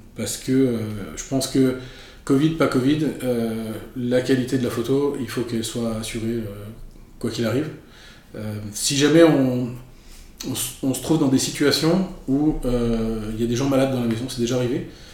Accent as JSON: {"language": "French", "town": "Paris", "region": "Île-de-France", "country": "France", "tie": "born or raised there", "also_born_or_lived": "Marseille", "moved": "as an adult", "lives_now": "Montreal, Canada", "said": "je suis de, je suis de la France. Je suis né à Marseille, dans le sud de la France. Euh, J'étais élevé à Paris et je suis arrivé au Québec en 2008"}